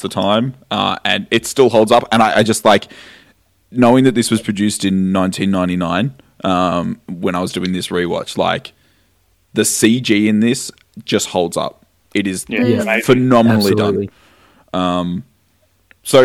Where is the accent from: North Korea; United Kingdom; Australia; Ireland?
Australia; I'm Australian